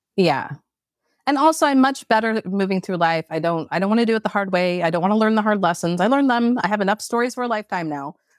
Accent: Portland, Oregon, United States; I grew up in Portland, Oregon

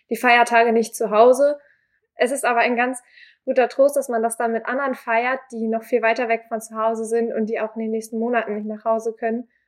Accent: Glinde, Schleswig-Holstein, Germany

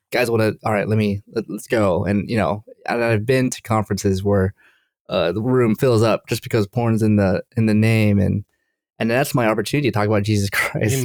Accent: Durham, North Carolina, United States; now in Maryland, United States; I'm from Durham, North Carolina, and I was visiting my parents

